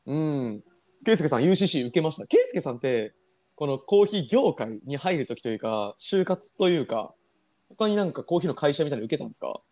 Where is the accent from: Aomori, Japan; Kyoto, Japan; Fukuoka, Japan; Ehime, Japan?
Ehime, Japan; 僕全然、出羽愛媛ですからね